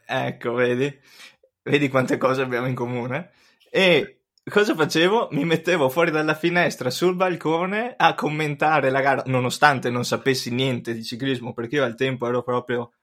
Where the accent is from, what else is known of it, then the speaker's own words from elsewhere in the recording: Cismon del Grappa, Veneto, Italy; quando ero piccolo io abitavo a Cismon del Grappa, un paesino ai piedi del Grappa